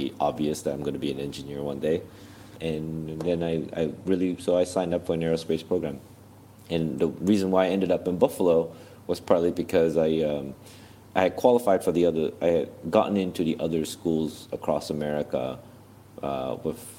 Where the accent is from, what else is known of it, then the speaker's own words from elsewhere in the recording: Malaysia; first language English; moved away as an adult; now in United States; as a kid growing up in Malaysia